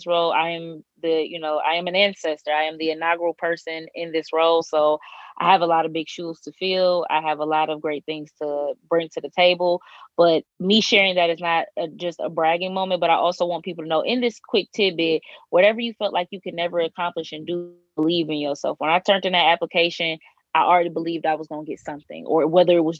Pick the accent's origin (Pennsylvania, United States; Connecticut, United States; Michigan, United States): Michigan, United States; Detroit; moved away as an adult; now in Bloomington, United States; I'm originally from Detroit, Michigan. I am currently in Bloomington, Indiana